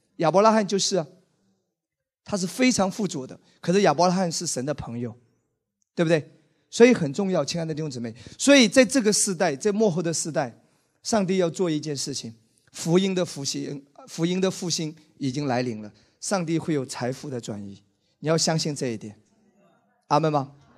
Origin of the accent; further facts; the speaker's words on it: Wenzhou, Zhejiang, China; 我是一个温州人，你知道吗？我在温州成长